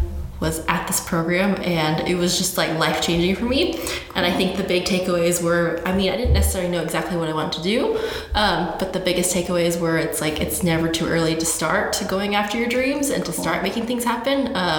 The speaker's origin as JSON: {"language": "English", "region": "New Mexico", "country": "United States", "tie": "born or raised there", "said": "I grew up in New Mexico"}